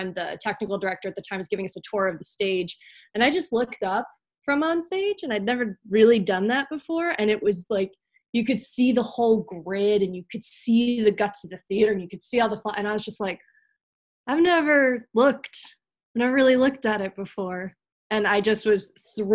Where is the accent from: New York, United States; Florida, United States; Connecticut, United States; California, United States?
Connecticut, United States; Meriden; I'm actually from Meriden, Connecticut, right? You know, I'm sitting in Connecticut right now, and I'm actually from Meriden, which is, you know, around central Connecticut